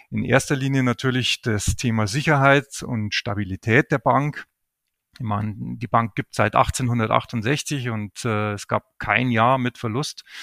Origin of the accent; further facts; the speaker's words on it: Bavaria, Germany; Ich lebe mit meiner Familie südlich von München in meiner Heimat Oberbayern